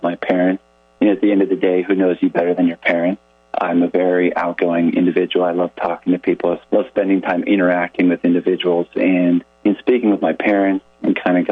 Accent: Thornton, Colorado, United States; moved away as an adult; I grew up in a town called Thornton, Colorado, and that's about 10 miles north of downtown Denver

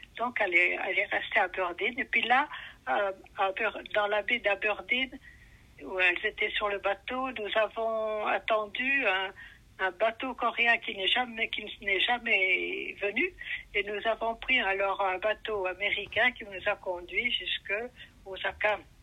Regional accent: Ferrières, near Joinville, Haute-Marne, Grand Est, France; moved away as an adult; now in South Korea; ça n'est pas très loin de Joinville, en euh, Haute-Marne

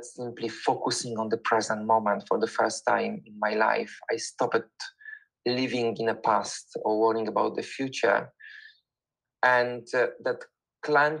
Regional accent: Poland; moved away as an adult; now in London, United Kingdom; I'm originally from Poland, but for the past 21 years, I was living in the United Kingdom. I'm living in the United Kingdom and in London.

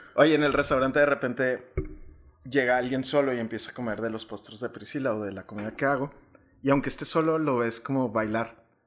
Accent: Chihuahua, Mexico; moved away as an adult; also born or lived in Monterrey / Mexico City / Tulum; nací aquí en Chihuahua y mi amor por la gastronomía empezó en el seno familiar. Eh, yo vivía con mis abuelitos

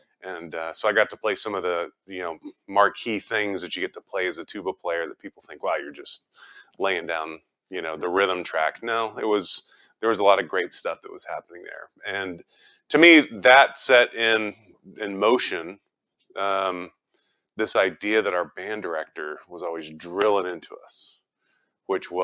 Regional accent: Richardson, Texas, United States; I grew up in Richardson, just down the street

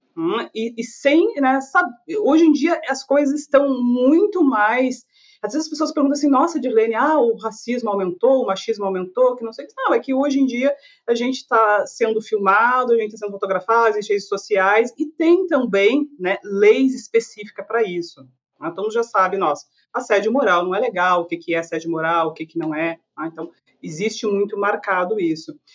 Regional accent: Canoas, Rio Grande do Sul, Brazil; also born or lived in Porto Alegre; eu sou de Canoas, que é uma cidade da região metropolitana de Porto Alegre

